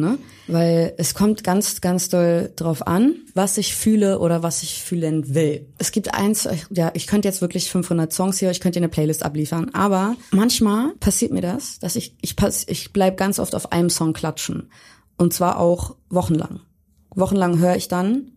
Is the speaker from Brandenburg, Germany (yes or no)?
no; Hamburg, Germany; now in Berlin, Germany; komme gebürtig aus Hamburg